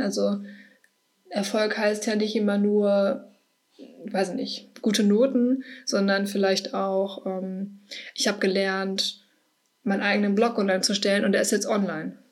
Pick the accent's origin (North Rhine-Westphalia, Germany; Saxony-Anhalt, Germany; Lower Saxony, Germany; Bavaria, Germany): North Rhine-Westphalia, Germany; Herne; also ich komme aus Herne, vielleicht kennt das irgendwer, ich weiß nicht, aus dem Ruhrgebiet.